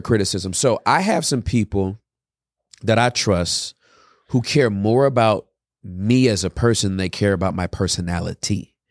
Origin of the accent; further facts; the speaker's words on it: California, United States; I'm from Cali, born and raised.